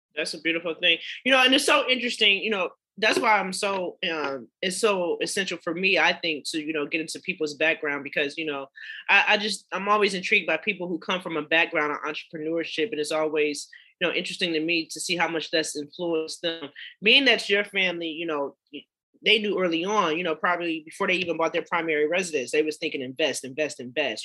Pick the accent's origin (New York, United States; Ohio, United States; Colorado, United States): Ohio, United States; Cleveland; my hometown of Cleveland, Ohio